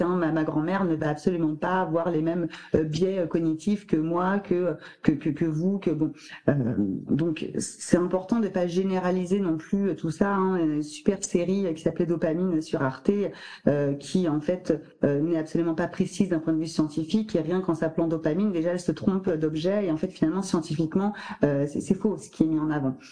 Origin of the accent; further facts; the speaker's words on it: France; on est français